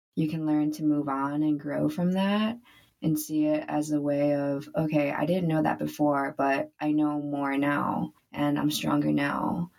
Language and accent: English; United States; growing up as first generation American